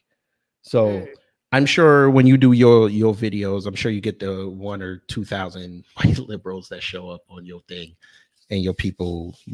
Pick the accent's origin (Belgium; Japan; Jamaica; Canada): Jamaica; I'm Jamaican.